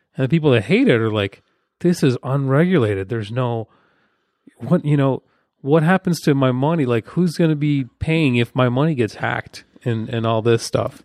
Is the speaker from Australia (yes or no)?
no; Ukraine; now in United States; my home country, Ukraine